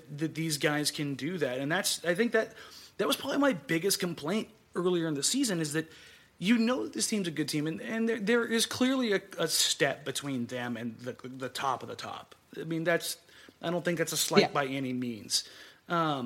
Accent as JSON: {"language": "English", "region": "Southern California", "country": "United States", "said": "I'm from Southern California"}